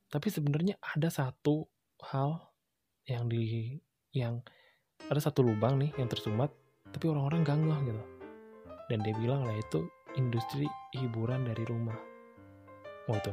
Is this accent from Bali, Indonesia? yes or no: yes; Bali, Indonesia; gue lakuin di Bali karena memang gue gue udah planning ini bakal gue kerjain saat gue balik pulang kampung